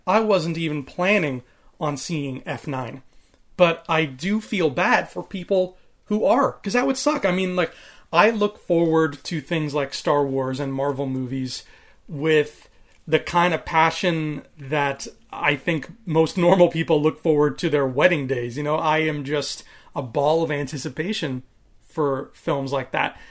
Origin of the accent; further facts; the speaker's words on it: Canada; I'm a homegrown Canadian boy, even though my background is Maltese and Italian. I was born in Canada.